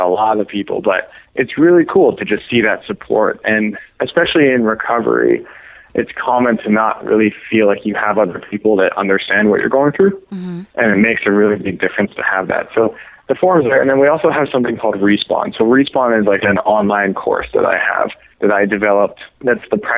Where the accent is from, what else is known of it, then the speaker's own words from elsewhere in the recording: Canada; now in San Diego, United States; I'm Canadian, so I had to, like, get a visa to live here